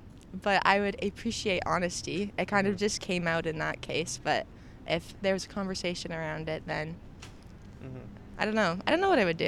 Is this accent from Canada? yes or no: yes; Stratford, Ontario, Canada; I grew up in rural Ontario.